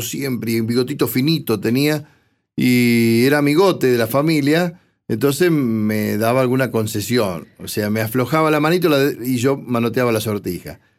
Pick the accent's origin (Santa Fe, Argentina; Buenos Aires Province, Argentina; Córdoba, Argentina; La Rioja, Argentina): Buenos Aires Province, Argentina; 25 de Mayo; la historia de mi pueblo